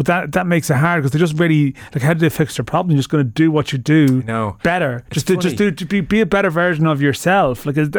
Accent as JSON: {"language": "English", "country": "Ireland", "said": "as an Irish person"}